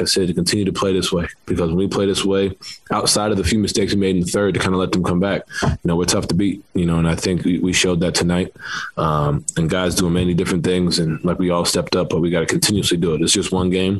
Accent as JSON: {"language": "English", "town": "New York City", "region": "New York", "country": "United States", "tie": "born or raised there", "moved": "yes", "said": "growing up in New York, I'm playing basketball, you know, in the city, that's every day"}